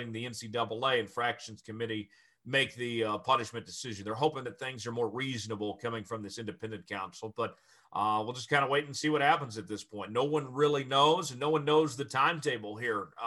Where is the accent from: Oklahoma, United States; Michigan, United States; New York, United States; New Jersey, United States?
Oklahoma, United States; Tulsa; my hometown of Tulsa